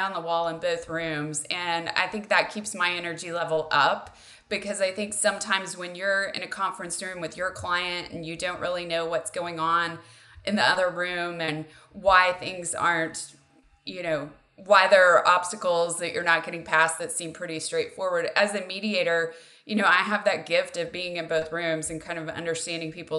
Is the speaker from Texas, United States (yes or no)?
yes; Texas, United States; relocating back to Texas, which is my home state